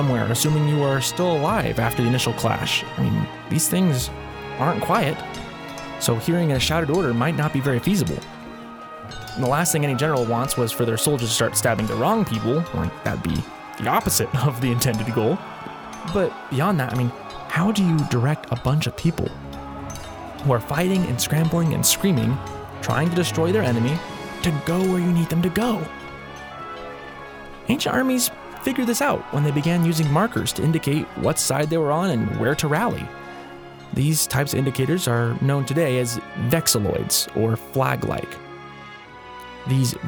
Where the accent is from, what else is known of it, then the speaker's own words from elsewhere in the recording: United States; I can speak as an American, as the American people